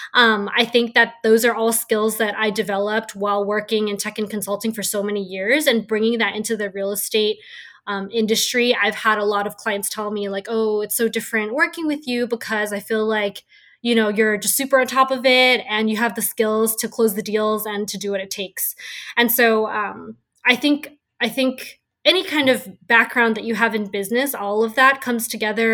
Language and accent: English; San Francisco, California, United States; growing up in San Francisco, I've been able to see the real estate market skyrocket. And it's just been so fascinating to watch it. And just being someone who was born and raised in the city